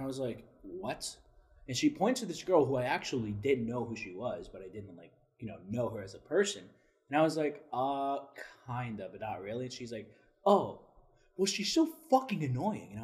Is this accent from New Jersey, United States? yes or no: no; South Florida, United States; I'm from South Florida.